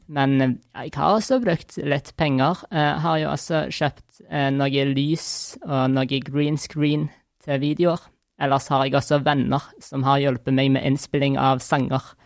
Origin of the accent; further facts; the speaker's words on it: Stavanger, Rogaland, Norway; jeg er fra Stavanger